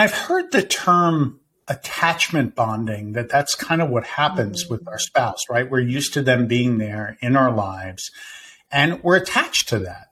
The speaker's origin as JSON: {"language": "English", "town": "Winter Park", "region": "Florida", "country": "United States", "tie": "born or raised there", "said": "a private practice in my hometown of Winter Park, Florida"}